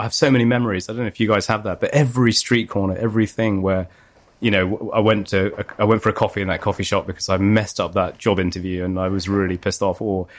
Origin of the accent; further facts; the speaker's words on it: Leicester, East Midlands, United Kingdom; now in London, United Kingdom; I've been here since 2001. But I grew up here as well from about 0 to 7, maybe 1 to 7. And then I grew up in Leicester.